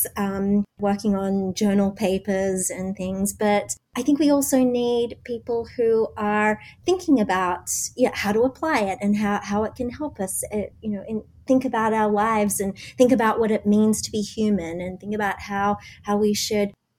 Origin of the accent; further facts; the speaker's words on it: Australia; moved away as an adult; now in New York, United States; As you can tell, I'm Australian